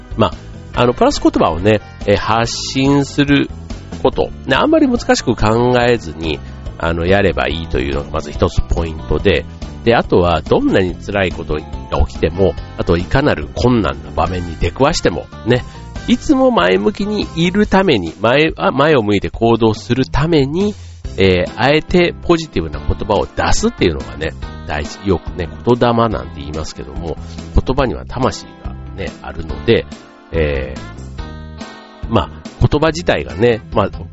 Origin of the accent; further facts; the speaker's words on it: Osaka, Japan; accent: Osaka dialect; moved away; 僕、関西、ね、大阪出身